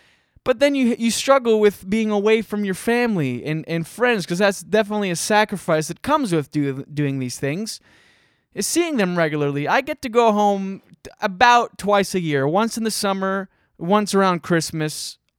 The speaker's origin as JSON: {"language": "English", "town": "Scoudouc", "region": "New Brunswick", "country": "Canada", "tie": "born or raised there", "also_born_or_lived": "Moncton", "said": "Like, I'm from Skiduk, New Brunswick. Shout out Highway 132, which is a road between Moncton and Shediac. It's a road connecting two slightly better places. But... You know, grew up on a farm in Skiduk and Moncton, New Brunswick."}